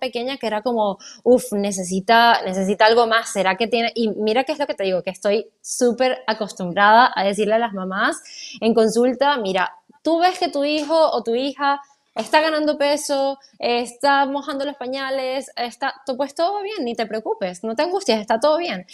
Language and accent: Spanish; Venezuela; moved away; yo soy venezolana, mi familia no está cerca